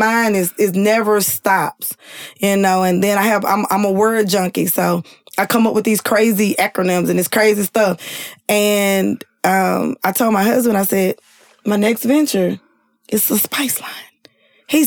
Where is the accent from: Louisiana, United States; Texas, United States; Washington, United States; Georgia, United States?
Louisiana, United States; I'm from Louisiana, so I know a lot of the Cash Money people personally.